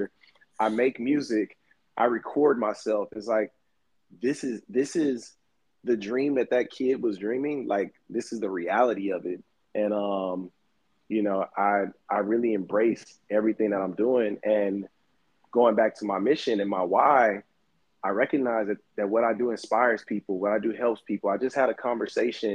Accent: Houston, Texas, United States; moved away; also born or lived in Los Angeles; I grew up in Houston, Texas.

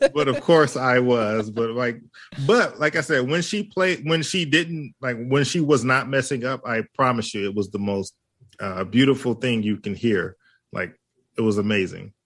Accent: Hawaii, United States; I am Hawaiian

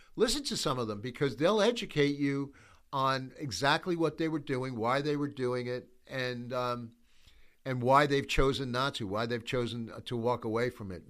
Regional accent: United States; we, as the American church

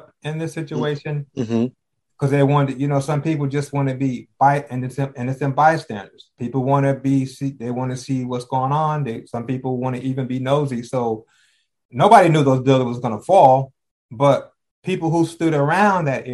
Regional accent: New Jersey, United States; I'm from Jersey

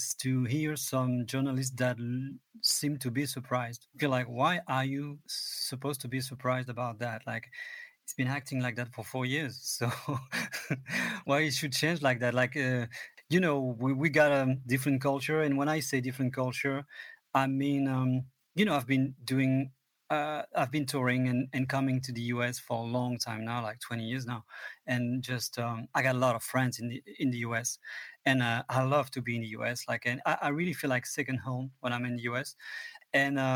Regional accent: Vernon, Normandy, France; I'm in my studio in my hometown

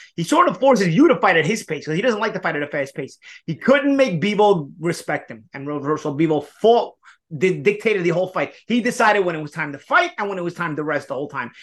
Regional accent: New York, United States; we're from New York

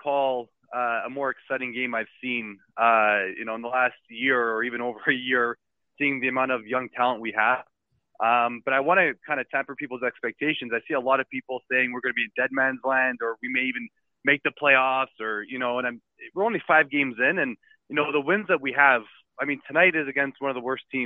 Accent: Montreal, Quebec, Canada; now in Toronto, Canada; born and raised in Saint-Laurent

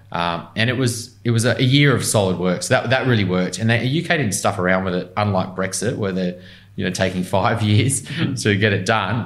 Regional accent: Newcastle, New South Wales, Australia; moved away as an adult; now in Sydney, Australia; I grew up in Newcastle mainly, so I was 18

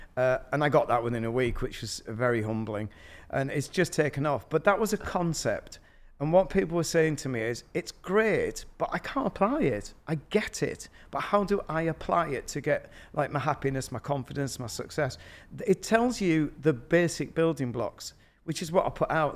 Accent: Yorkshire and the Humber, United Kingdom; I'm from Yorkshire

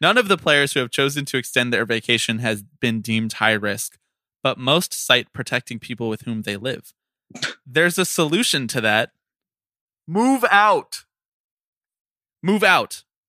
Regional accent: Philadelphia, Pennsylvania, United States; my hometown 215

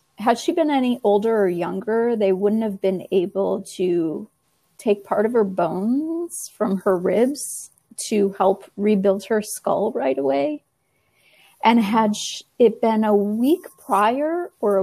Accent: Viroqua, Wisconsin, United States; my hometown here. That is Viroqua, Wisconsin

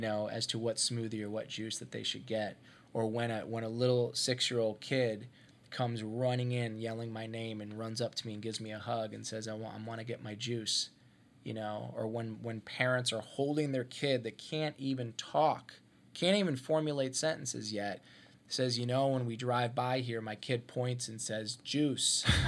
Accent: Ohio, United States; moved away; I'm from Ohio. I grew up in Ohio

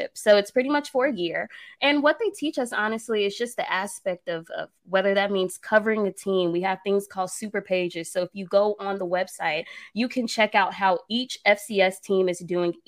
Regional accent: Atlanta, Georgia, United States; I'm from the A. So, you know, I'm from the East Side

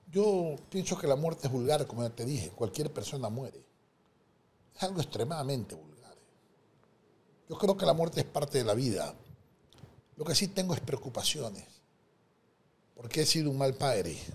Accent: Daule, Guayas, Ecuador; born there; Mi madre es una mujer de sexto grado de primaria, Nací en Daule. Mi padre era un contador federado, descendiente libanés, nació en Ambato.

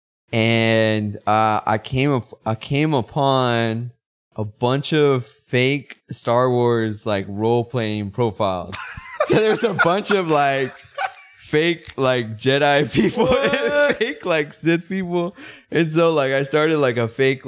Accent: United States; us as American people

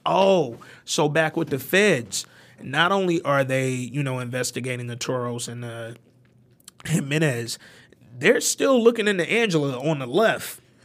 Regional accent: Detroit, Michigan, United States; also born or lived in Alabama; I'm not from New York. I was born in Alabama. I was raised in Detroit

